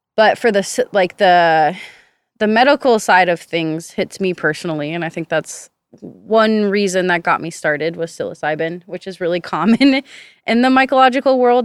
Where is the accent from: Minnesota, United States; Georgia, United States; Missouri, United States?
Minnesota, United States; Minneapolis; now in Central Texas, United States; I grew up in Minneapolis, Minnesota.